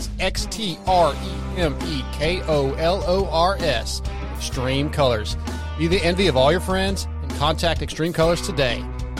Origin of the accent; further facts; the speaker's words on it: California, United States; now in Texas, United States; I'm in Texas, dude, but I'm from Southern California originally.